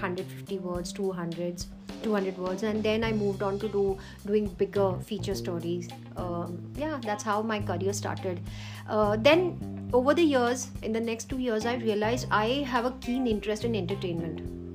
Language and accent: English; Cuttack, Odisha, India; moved away; originally from Cuttack, Odisha